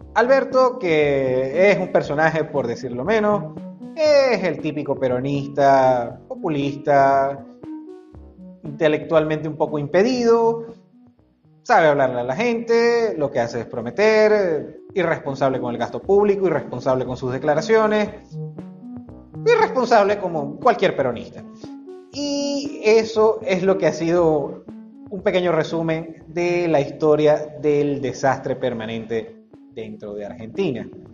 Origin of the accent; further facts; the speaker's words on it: Venezuela; como decimos en Venezuela